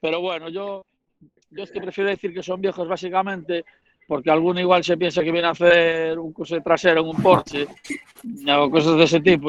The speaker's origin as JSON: {"language": "Spanish", "town": "A Coruña", "region": "Galicia", "country": "Spain", "lives_now": "Coirós, Spain", "said": "soy de La Coruña, pero realmente vivo en Coirós"}